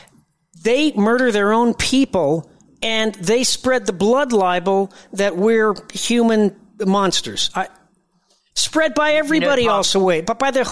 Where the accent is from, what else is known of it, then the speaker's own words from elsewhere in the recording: United States; now in Israel; I speak as an American